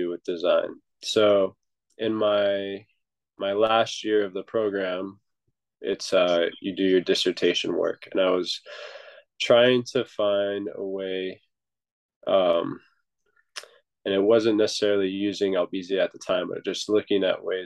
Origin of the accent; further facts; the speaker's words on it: Norco, California, United States; moved away as an adult; now in Hawaii, United States; I was born in Southern California in a small town called Narco, just outside of Los Angeles. And I moved here just after high school